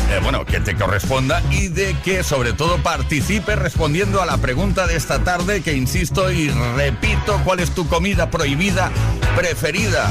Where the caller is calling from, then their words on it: Huelva, Andalusia, Spain; buenas tardes … de Huelva.